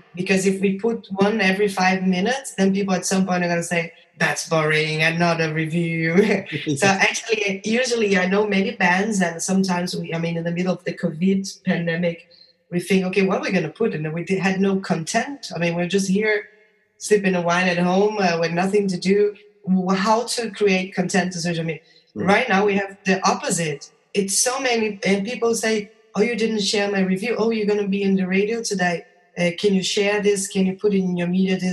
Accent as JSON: {"language": "English", "country": "Brazil", "moved": "yes", "said": "I come from Brazil."}